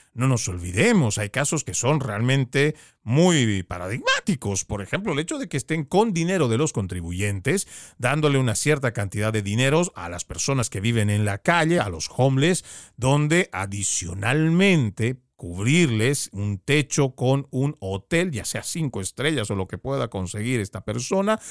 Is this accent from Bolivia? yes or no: yes; Bolivia; also born or lived in Florida; now in United States; Yo vengo de Bolivia